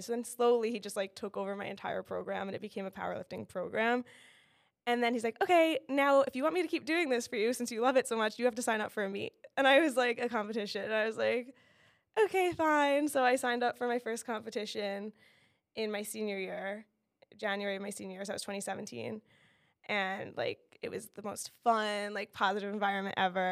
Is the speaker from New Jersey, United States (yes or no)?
yes; Monmouth County, New Jersey, United States; also born or lived in Miami, Florida; I grew up in Monmouth County